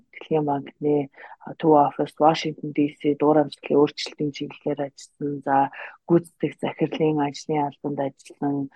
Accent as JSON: {"language": "Mongolian", "country": "Mongolia", "tie": "born or raised there", "also_born_or_lived": "United States", "moved": "as an adult", "said": "Монголдо төрж өсөөд 10 жилээ төгсөөд тэгээд бакалавра болон магистрийн зэрэгээ Америкт төгссөн байгаа."}